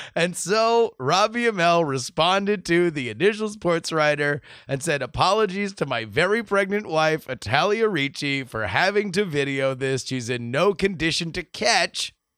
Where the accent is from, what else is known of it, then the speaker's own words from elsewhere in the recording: South Florida, United States; moved away as an adult; growing up in South Florida